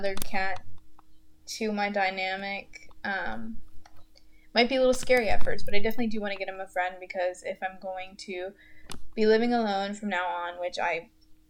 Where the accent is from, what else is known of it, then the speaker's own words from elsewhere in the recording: Goldsboro, North Carolina, United States; moved away as an adult; now in Greensboro, United States; in Goldsboro, my hometown, which I fucking hate